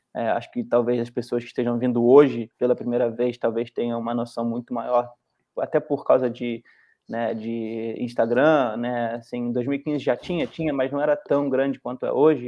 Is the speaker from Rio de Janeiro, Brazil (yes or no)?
yes; Petrópolis, Rio de Janeiro, Brazil; moved away as an adult; now in United States; o Gustavo é da mesma, mesma cidade que eu sou, de Petrópolis